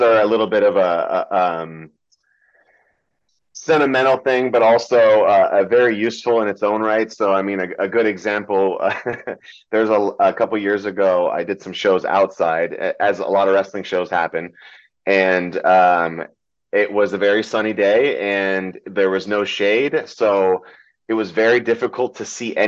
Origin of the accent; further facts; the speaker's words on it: California, United States; English is a second language; also born or lived in Metternich, Germany / Fürth, Germany / Nuremberg, Germany / Orlando, Florida; from Orlando we moved to California, and I've been here ever since